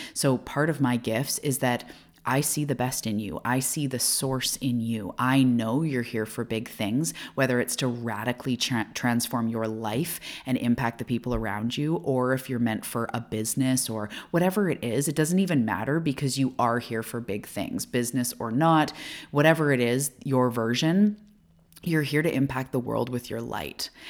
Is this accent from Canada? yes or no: yes; Canada; also born or lived in Vancouver Island, British Columbia; I am a Canadian living off the west coast of Canada